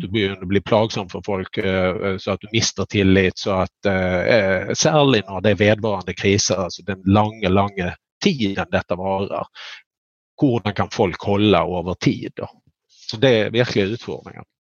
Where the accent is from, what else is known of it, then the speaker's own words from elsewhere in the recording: Skåne, Sweden; jag är flatlänning från Skåne.